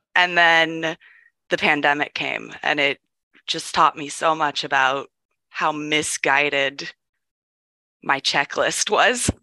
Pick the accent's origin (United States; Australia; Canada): United States; Ohio; I grew up in Ohio in a very warm and accepting environment